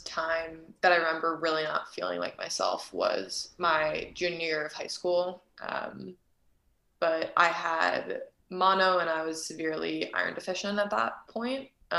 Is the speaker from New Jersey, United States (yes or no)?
yes; Fair Haven, New Jersey, United States; moved away as an adult; also born or lived in Durham, North Carolina / Prague, Czech Republic; I grew up in Fairhaven, New Jersey, right next to you in Rumson